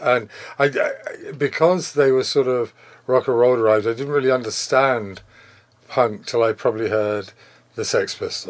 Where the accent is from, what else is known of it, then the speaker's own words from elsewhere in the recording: England, United Kingdom; moved away as an adult; also born or lived in Canada; At the age of 5, we went back to England. My father was in the army. And then grew up in England till I was 21.